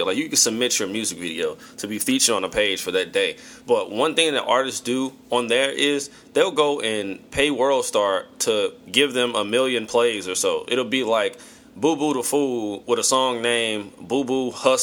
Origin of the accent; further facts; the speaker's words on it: St. Louis, Missouri, United States; my hometown, St. Louis